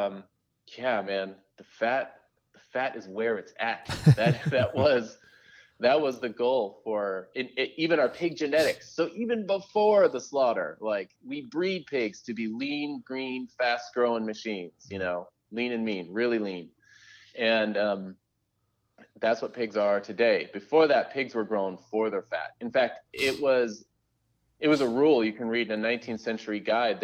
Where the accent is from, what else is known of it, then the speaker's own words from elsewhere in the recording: Southern California, United States; I grew up in suburban Southern California